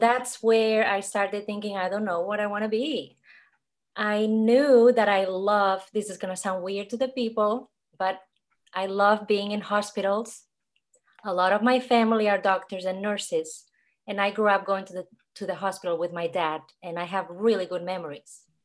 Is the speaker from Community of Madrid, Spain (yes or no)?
no; Catalonia, Spain; English is a second language; moved away as an adult; now in Atlanta, United States; I'm from Spain. I came to America when I was twenty-two to have an adventure.